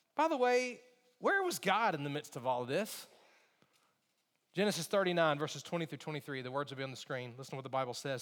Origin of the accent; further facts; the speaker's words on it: Alabama, United States; growing up in Alabama